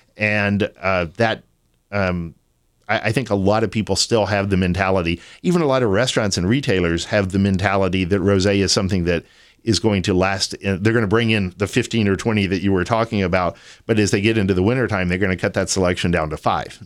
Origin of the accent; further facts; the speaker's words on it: Austin, Texas, United States; also born or lived in San Antonio, Texas / Sonoma, California; I was born and raised in Austin.